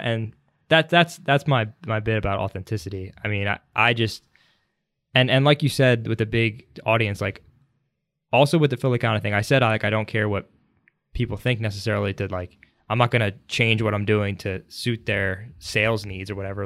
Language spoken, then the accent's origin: English; Philadelphia, Pennsylvania, United States; I've lived in the suburbs for most of my life